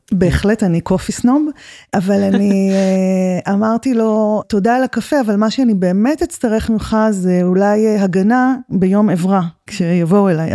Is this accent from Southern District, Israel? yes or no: yes; the Negev, Southern District, Israel; born or raised there